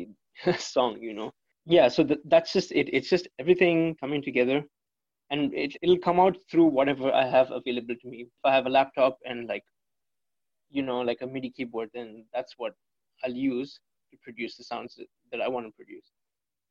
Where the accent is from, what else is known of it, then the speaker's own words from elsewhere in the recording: India; growing up in India